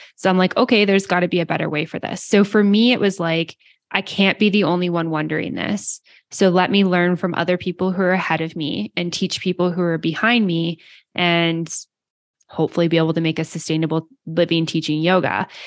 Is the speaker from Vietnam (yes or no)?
no; Canada; I'm Canadian